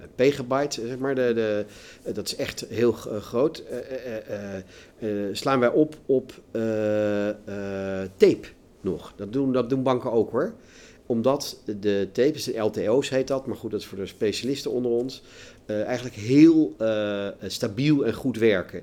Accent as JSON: {"language": "Dutch", "country": "Netherlands", "said": "wij in Nederland"}